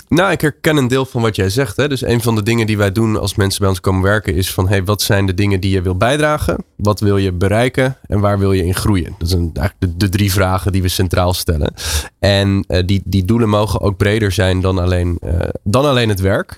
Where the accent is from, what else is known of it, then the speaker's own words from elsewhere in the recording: Netherlands; ik als Nederlander